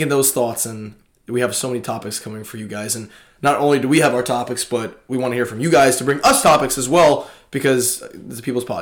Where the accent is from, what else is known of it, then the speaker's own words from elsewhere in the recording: Long Island, New York, United States; Long Island born, raised